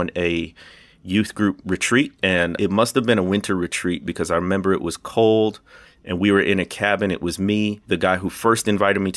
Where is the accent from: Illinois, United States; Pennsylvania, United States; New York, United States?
Illinois, United States; moved away as an adult; also born or lived in Arkansas Delta; now in Arkansas, United States; I grew up in Illinois, and it's about 30 minutes from Kenosha, Wisconsin, solidly in the Midwest, and that's where I was born and raised